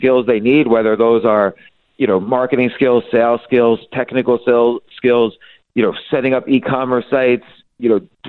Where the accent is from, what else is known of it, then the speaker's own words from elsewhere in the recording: New York City, New York, United States; I'm a New Yorker. My kids are New Yorkers. I live there all my life